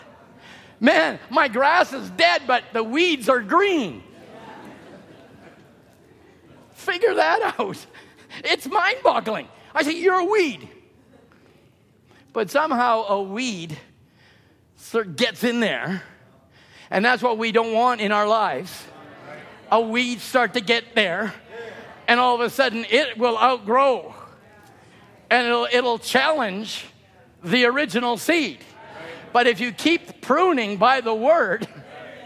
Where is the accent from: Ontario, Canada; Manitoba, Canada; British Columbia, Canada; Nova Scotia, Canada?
British Columbia, Canada; Chilliwack; I grew up in Chilliwack